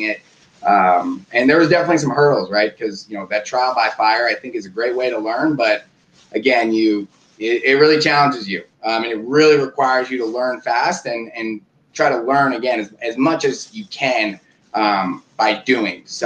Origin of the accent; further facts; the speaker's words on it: Oakland, California, United States; Born and raised in Oakland, California